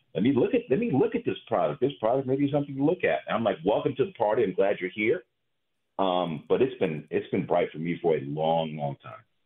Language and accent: English; Chapel Hill, North Carolina, United States; also born or lived in Virginia; I grew up in Chapel Hill. I grew up in ACC country, right?